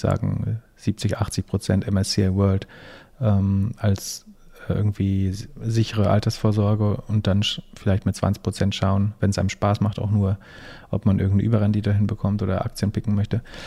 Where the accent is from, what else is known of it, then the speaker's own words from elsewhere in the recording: Germany; als Deutscher